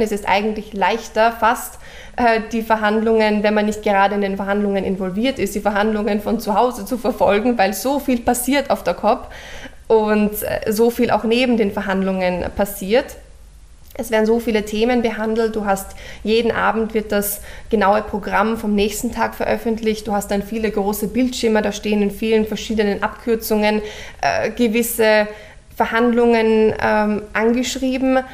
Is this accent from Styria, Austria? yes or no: no; Vienna, Austria; moved away as an adult; also born or lived in Cambridge, England; Ich, ich komme aus Wien, habe äh, meine ganze Schulzeit in Wien verbracht